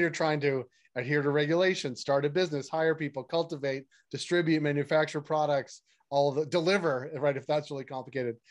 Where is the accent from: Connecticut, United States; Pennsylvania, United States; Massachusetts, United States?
Massachusetts, United States; Natick; I'm from Natick